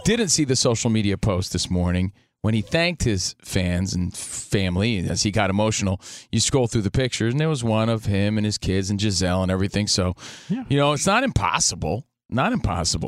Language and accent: English; New Jersey, United States; I'm from Jersey